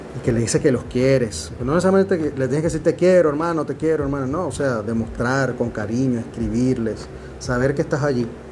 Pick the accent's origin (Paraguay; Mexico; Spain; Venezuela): Venezuela; now in Dominican Republic; Me encuentro en la República Dominicana, soy un venezolano aquí hace un tiempo ya